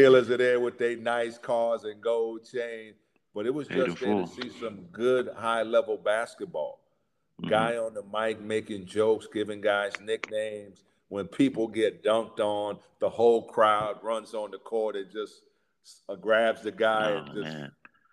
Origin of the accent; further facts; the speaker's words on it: New York, United States; moved away as an adult; also born or lived in Houston; I'm a New Yorker